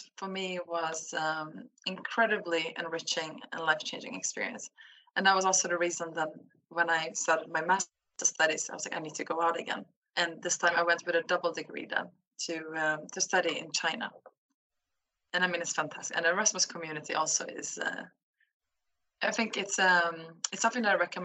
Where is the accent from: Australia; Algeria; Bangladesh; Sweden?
Sweden; moved away as an adult; also born or lived in Turkey (roots); I'm from Sweden. Has been living abroad for the past 10 years